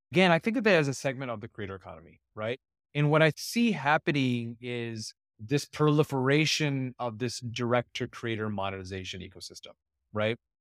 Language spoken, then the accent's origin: English; Ohio, United States; also born or lived in Silicon Valley; now in Irvine, United States; I grew up in Ohio